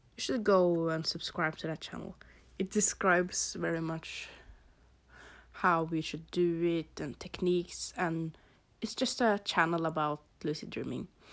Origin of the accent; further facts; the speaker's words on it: Norway; English is a second language; So you can probably hear that I have an accent. I am from Norway.